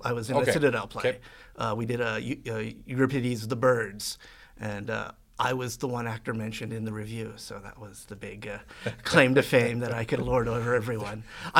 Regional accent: Edmonton, Alberta, Canada; I grew up on the north side, and actually I was kind of screwed up by where I grew up because my house is situated right in the middle of Miano Elementary, Killarney Junior High, and Queen Elizabeth High School.

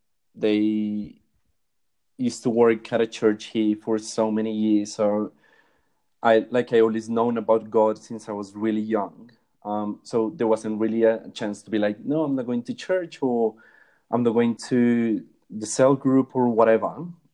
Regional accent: Bogota, Colombia; So when anyone asks where I'm from, I just say that I'm from Bogota. Yeah, so I had a really pretty normal upbringing here in Colombia.

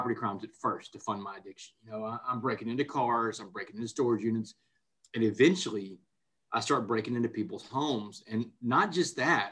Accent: Texas, United States; I grew up in Texas, and I grew up playing high school football down here

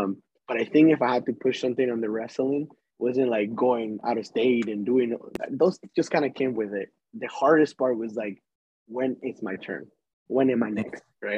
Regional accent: Las Vegas, Nevada, United States; It's going to be … because I'm from Las Vegas, as I said.

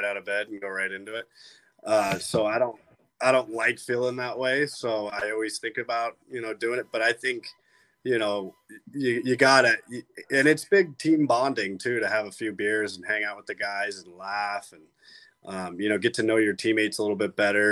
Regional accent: Las Vegas, Nevada, United States; also born or lived in St. Louis, Missouri; I grew up in Vegas in Summerhood. They call it Summerlin, but I call it Summerhood.

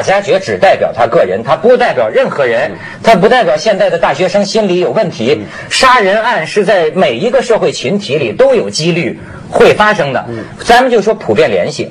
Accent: China; 我们中国人喜欢说一些大话

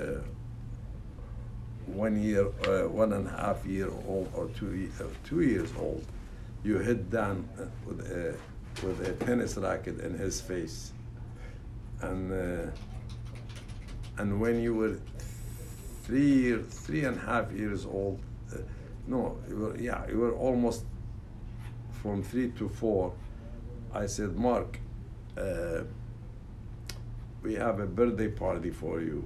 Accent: Iraq; moved away; I was born in Mesopotamia

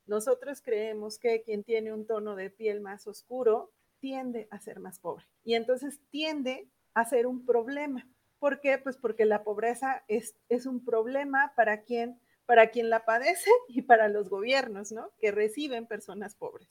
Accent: Mexico; Nosotros, México, somos de los países que más somos un país expulsor de migrantes

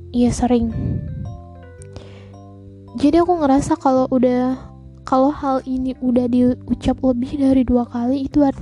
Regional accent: Palembang, South Sumatra, Indonesia; aku tinggal di Sumatera aku besar di Sumatera Selatan aku dari Palembang

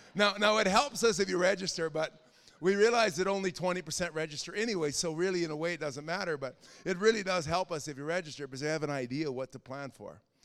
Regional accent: Canada; As a Canadian, I had to learn to walk away from my Canadian identity

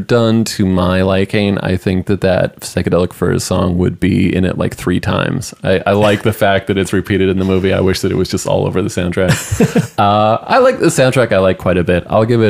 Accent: United States; we're American.

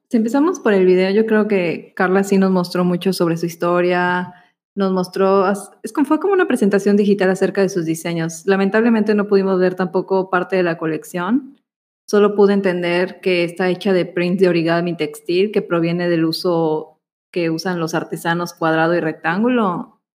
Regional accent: Yucatán, Mexico; son nuestras palabras yucatecas.

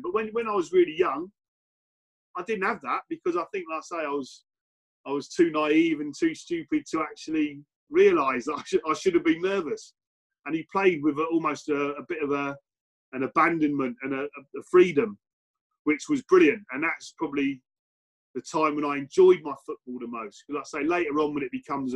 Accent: Basingstoke, South East England, United Kingdom; I was brought up in Basingstoke

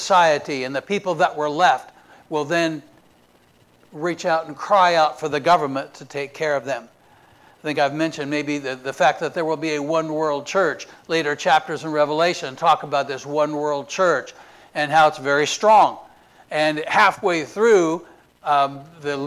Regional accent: Indiana, United States; now in Florida, United States; We're from Indiana

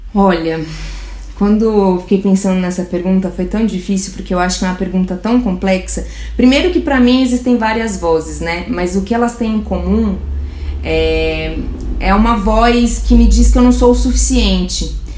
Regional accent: Brazil; eu sou do Brasil, faço isso

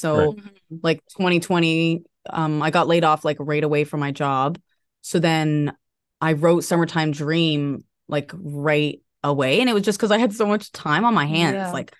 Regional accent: Windsor, Ontario, Canada; moved away as an adult; So yeah, we're originally from Windsor. We've lived there. Well, I guess I have lived there since I was 19. Emma was, I think, 13 when we moved here.

